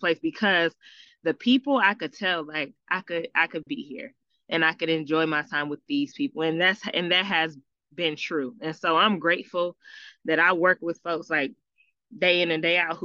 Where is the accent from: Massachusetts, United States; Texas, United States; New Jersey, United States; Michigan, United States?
Michigan, United States; moved away; even though I moved back home during COVID, I'm from Michigan.